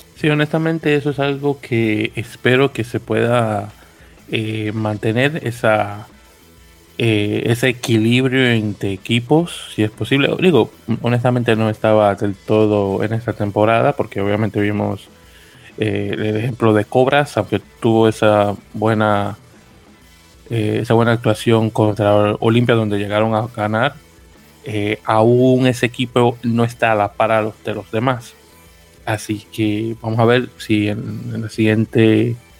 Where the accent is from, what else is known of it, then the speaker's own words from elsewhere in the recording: Santo Domingo, Dominican Republic; now in New York, United States; Santo Domingo de Guzmán, República Dominicana, radicado en la bella ciudad de Nueva York